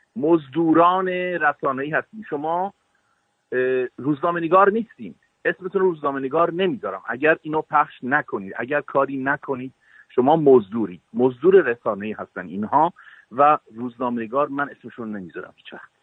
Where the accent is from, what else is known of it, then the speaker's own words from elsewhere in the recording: Iran; moved away; الان سالهای سالی که از ایران زدم بیرون